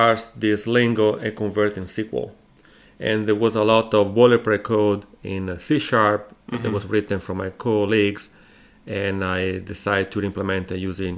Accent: Italy; accent: Italian; moved away as an adult; now in United States; So, well, originally I'm from Italy. That's mm-hmm. where my accent comes from. In Italy, I relocated here 10 years ago.

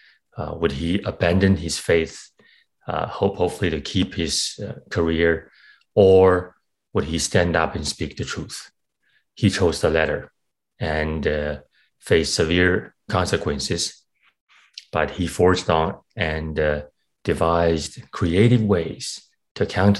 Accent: China; now in Canada; Yes, I grew up in China. I came to Canada in 2006, and that's when I started my filmmaking career.

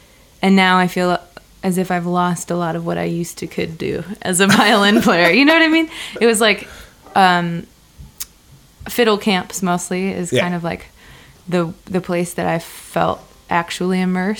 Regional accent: Milwaukee, Wisconsin, United States; I grew up in Milwaukee.

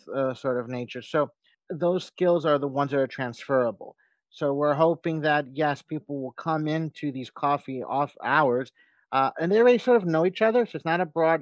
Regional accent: United States; as an American

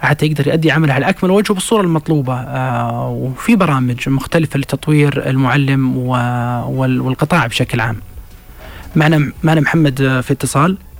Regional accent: Saudi Arabia; احنا نفسنا كسعوديين

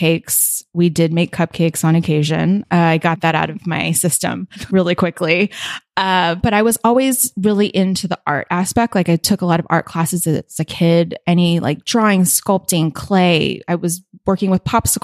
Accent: Honolulu, Hawaii, United States; moved away as an adult; also born or lived in Southern California; now in San Francisco, United States; I grew up in Hawaii, in Honolulu. Born and raised, I lived in Southern California for a few years, and then we moved back when I was in late elementary school

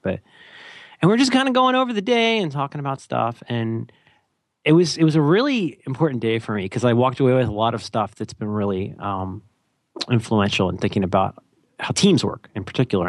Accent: California, United States; I'm from California

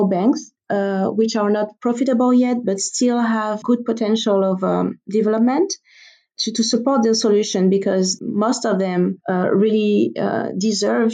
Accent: Guadeloupe; I personally come from an island, so I'm from the Caribbean, from an island called Guadeloupe. It's a French territory

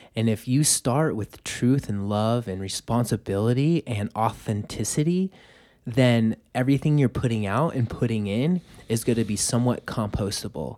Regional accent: Los Angeles, California, United States; now in Boulder, United States; I was born and raised in Los Angeles. I grew up in traffic

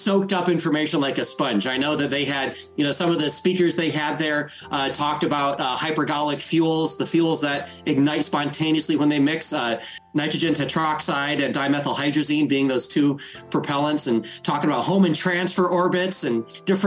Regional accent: South Central Michigan, United States; I grew up in South Central Michigan in the mid to late 80s and into the 90s, of course. And, you know, grew up in rural Michigan

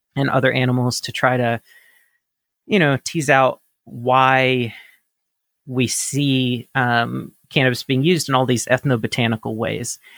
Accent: Mississippi, United States; I grew up in Mississippi, the state of Mississippi in the United States

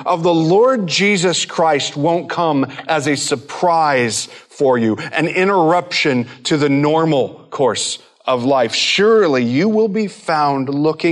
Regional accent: Midwest, United States; growing up in the Midwest and a family that didn't really take travel for vacations

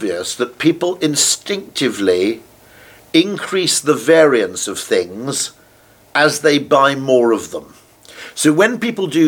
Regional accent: United Kingdom; As a Brit

